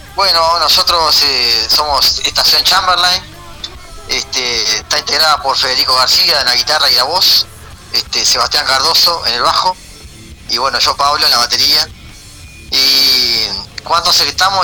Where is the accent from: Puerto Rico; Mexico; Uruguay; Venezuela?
Uruguay; Ciudad del Plata, San José; Seba y yo somos prácticamente, o sea, de, Ciudad de Plata, Talla Pascual